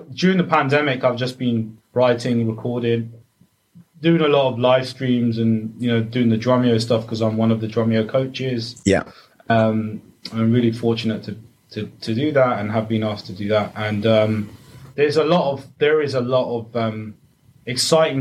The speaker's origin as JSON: {"language": "English", "town": "Ealing", "region": "London", "country": "United Kingdom", "tie": "born or raised there", "said": "born and raised in Ealing"}